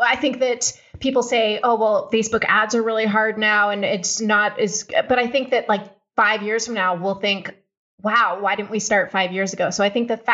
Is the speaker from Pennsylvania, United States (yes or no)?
yes; Pennsylvania, United States; now in Israel; I live in Israel, although as you can probably hear, I was not born in Israel. I grew up in Pennsylvania and came here.